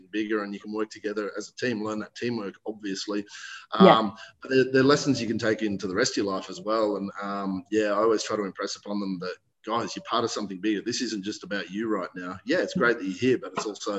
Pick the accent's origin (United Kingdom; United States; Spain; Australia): Australia; Blue Mountains, New South Wales; also born or lived in Western Sydney; I'm from the Blue Mountains. Hence my handle.